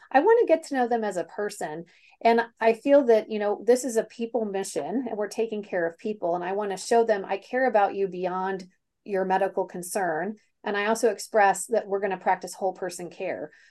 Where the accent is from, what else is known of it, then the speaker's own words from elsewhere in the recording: Kansas City, United States; moved away; born and raised in Kansas City, very Kansas City gal